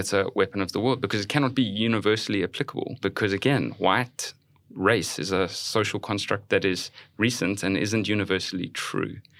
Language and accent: English; South Africa; moved away as an adult; now in United States; I'm from South Africa.